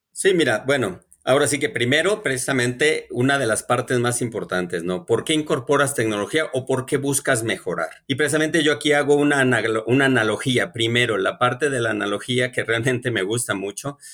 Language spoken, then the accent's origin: Spanish; Mexico